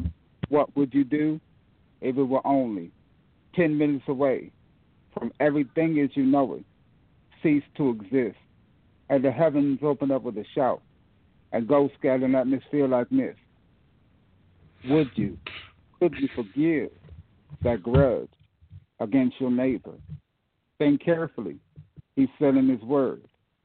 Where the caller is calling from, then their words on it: Fort Washington, Maryland, United States; I'm from Fort Washington. I live in Fort Washington, Maryland.